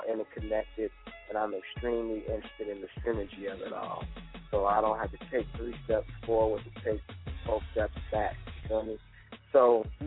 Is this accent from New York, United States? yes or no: no; Chicago, Illinois, United States; moved away as an adult; also born or lived in Atlanta; growing up in Chicago